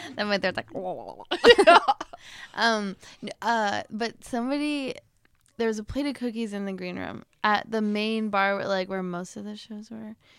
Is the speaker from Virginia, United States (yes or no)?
no; Northern Wisconsin, United States; I grew up, like, right on Lake Superior